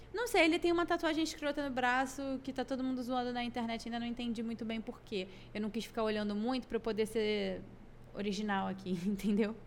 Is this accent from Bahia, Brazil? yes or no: yes; Salvador, Bahia, Brazil; lá de Salvador, minha terra amada que eu amo